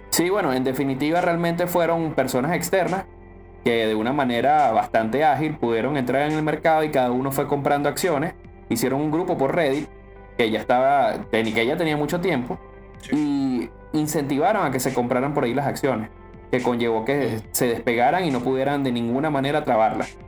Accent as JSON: {"language": "Spanish", "country": "Venezuela", "said": "somos venezolanos"}